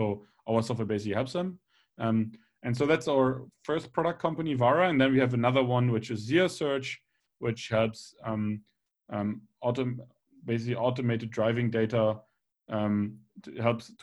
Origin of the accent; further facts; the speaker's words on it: Bremen, Germany; I'm actually originally from Bremen in Germany